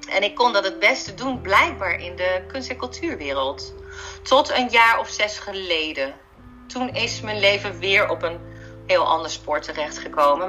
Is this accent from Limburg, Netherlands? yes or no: yes; Heerlen, Limburg, Netherlands; moved away; toen ben ik terug verhuisd naar Limburg, want daar ben ik geboren. Ik ben in Heerlen geboren en helemaal in het zuiden